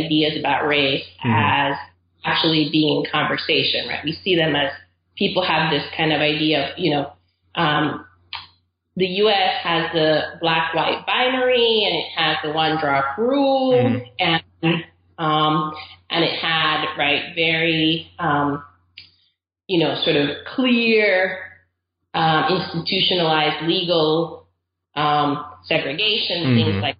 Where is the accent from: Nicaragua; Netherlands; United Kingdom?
Nicaragua; Caribbean coast; now in United States; So I'm originally from Nicaragua. I grew up there. My whole family's from there. And we're from the Caribbean coast of Nicaragua, which is used to be a British colony.